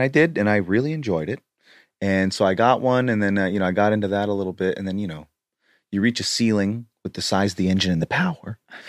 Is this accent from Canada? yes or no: yes; Canada; I grew up near the Rocky Mountains in Canada, so you get the thickness.